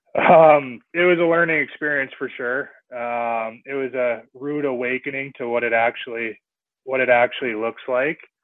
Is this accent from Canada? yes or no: yes; Salmon Arm, British Columbia, Canada; also born or lived in Vernon, British Columbia / Kamloops, British Columbia; so I'm guessing that's why my hometown is listed as Vernon. But I spent all my hockey playing in Salmon Arm here growing up